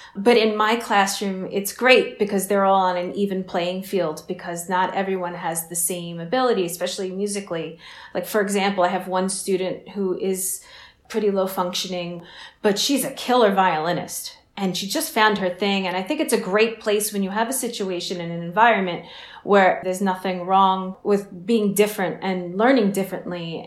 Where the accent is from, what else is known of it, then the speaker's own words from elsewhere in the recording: Long Island, New York, United States; I've been on Long Island my whole life.